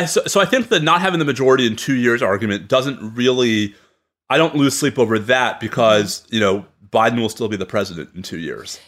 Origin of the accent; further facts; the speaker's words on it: New York, United States; I'm a New Yorker